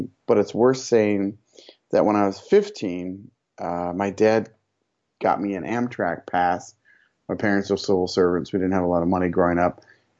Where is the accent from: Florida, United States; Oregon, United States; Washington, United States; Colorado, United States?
Washington, United States; Seattle; also born or lived in Chicago; now in Boston, United States; I grew up in Seattle, 2356 Franklin Avenue East, which is shortly actually going to be demolished for a condo building.